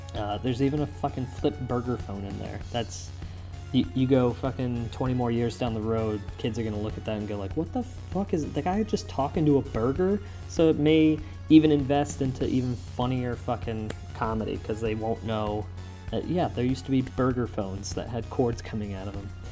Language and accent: English; United States; I'm an American